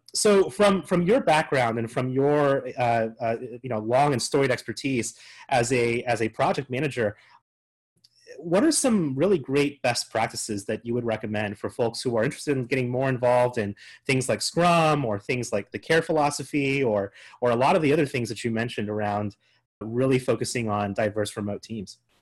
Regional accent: Colorado, United States; based out of Fort Collins, Colorado, my home state

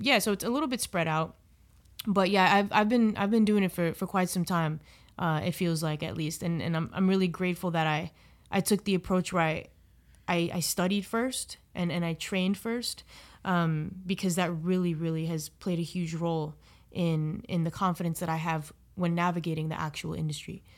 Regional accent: South Florida, United States; in South Florida where I, I grew up.

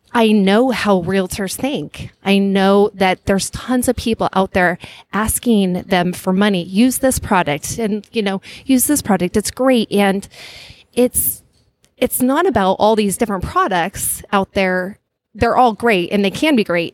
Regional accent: Flagstaff, Arizona, United States; now in San Francisco Bay Area, United States; I grew up in uh, northern Arizona, in a place called Flagstaff, Arizona

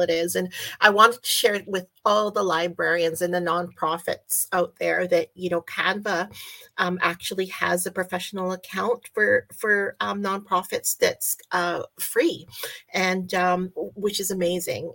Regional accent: Canada; I'm Canadian

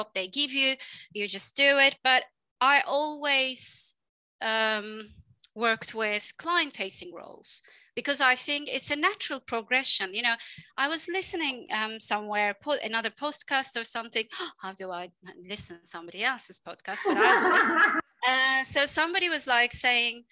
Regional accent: Istanbul, Turkey; moved away as an adult; also born or lived in Dublin, Ireland; a girl from Istanbul. I'm from Istanbul originally

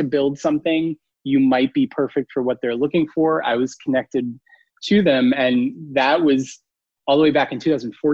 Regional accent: New York, United States; I grew up in New York

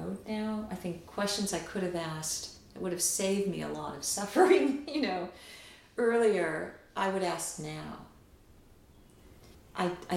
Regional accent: United States; also born or lived in Rio de Janeiro, Brazil; now in Washington, United States; as an American

